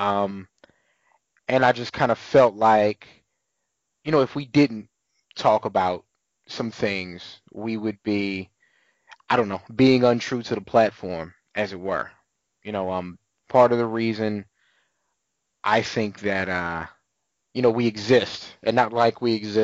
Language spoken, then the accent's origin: English; San Antonio, Texas, United States; also born or lived in Southern Maryland / Wyoming; now in Austin, United States; still have family and still go home to San Antonio from time to time